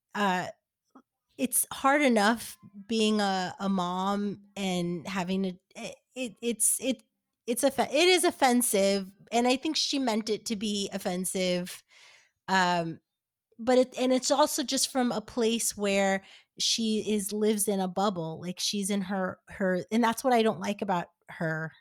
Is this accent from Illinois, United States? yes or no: no; New Jersey, United States; moved away as an adult; also born or lived in New York; now in Los Angeles, United States; I live in LA now, but uh, in New York, I I grew up in New Jersey